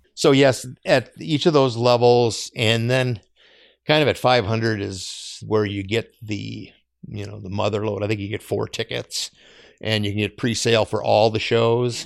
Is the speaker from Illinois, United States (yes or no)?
no; Eden Prairie, Minnesota, United States; I grew up in Eden Prairie